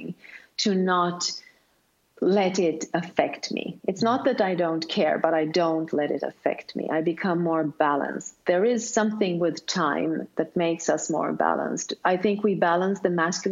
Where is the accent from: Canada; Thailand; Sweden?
Sweden; first language Swedish; English is a second language; since I am from Sweden, then Swedish is my first language